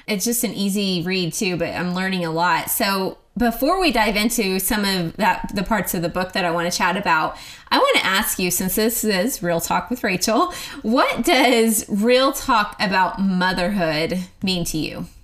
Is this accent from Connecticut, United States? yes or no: no; Oklahoma, United States; moved away as an adult; now in Texas, United States; I am from Oklahoma, but I have lived in Texas for a long time now, I guess 11 years